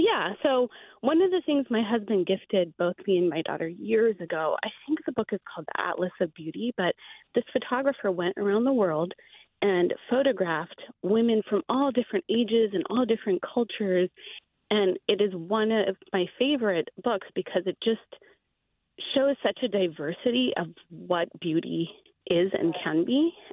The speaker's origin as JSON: {"language": "English", "country": "India", "said": "We're Indian, and I'm a Muslim woman, so I wear a scarf"}